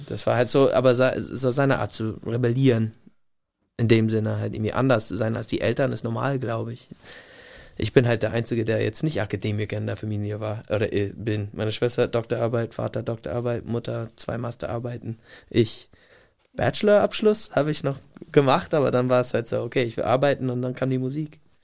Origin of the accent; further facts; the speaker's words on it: Gig Harbor, Washington, United States; German is a second language; moved away as an adult; also born or lived in Tacoma, Washington / Portland, Oregon / Munich, Germany; now in Germany; in so meinem kleinen Kaff, wo ich groß geworden bin, Gig Harbor ist jetzt keine Großstadt